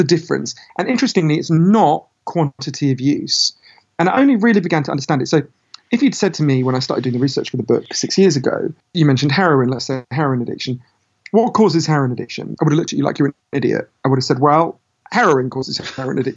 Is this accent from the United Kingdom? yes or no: yes; United Kingdom; my home country, Britain